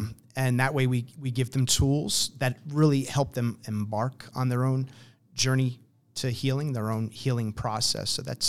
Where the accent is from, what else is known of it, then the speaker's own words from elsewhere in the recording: New Jersey, United States; You know, but no, I grew up in New Jersey. I wrestled in high school.